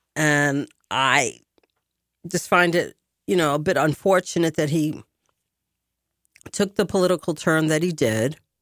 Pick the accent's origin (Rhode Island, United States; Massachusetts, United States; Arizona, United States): Massachusetts, United States; Boston; also born or lived in France; my hometown